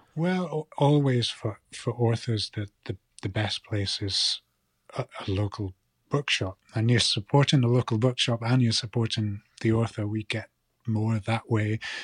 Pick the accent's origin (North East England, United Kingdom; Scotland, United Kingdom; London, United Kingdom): Scotland, United Kingdom; Shetland; now in mainland Scotland; growing up in Shetland